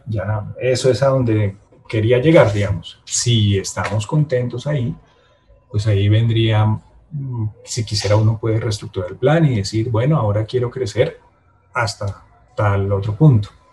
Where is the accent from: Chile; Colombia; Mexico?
Colombia; Bogotá; yo soy bogotano